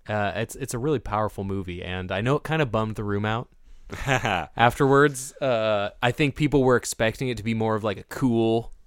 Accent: Portland, Oregon, United States; I grew up in Portland, so I didn't have like a mega support circle there.

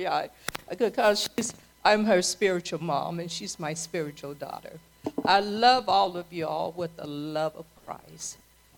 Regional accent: Tracy, California, United States; moved away as an adult; now in Vallejo, United States; home is Tracy. I was raised up in Tracy

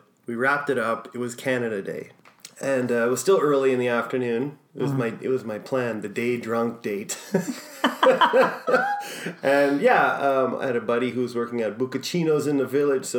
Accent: New York, United States; I'm good. I'm from New York.

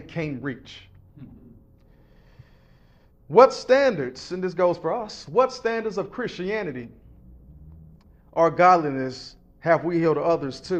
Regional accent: Lexington, Kentucky, United States; grew up in Lexington, Kentucky

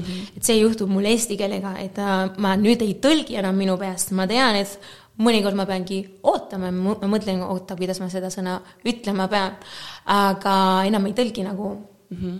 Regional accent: Málaga, Andalusia, Spain; Estonian is a second language; moved away as an adult; also born or lived in Moscow, Russia / Estonia; mina olen pärit Malagast, e, mitte Marbellast, aga Malagast

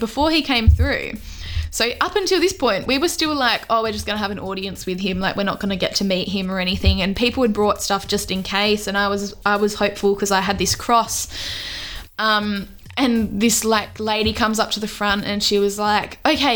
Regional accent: Australia; I didn't want to just go to this thing as an Australian

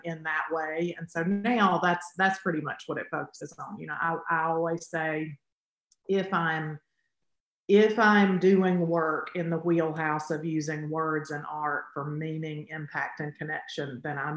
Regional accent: Alabama, United States; I'm from Alabama

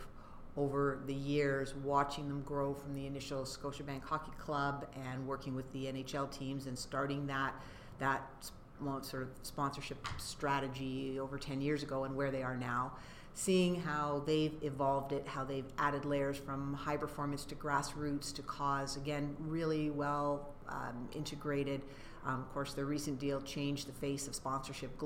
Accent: Canada; we're Canadian

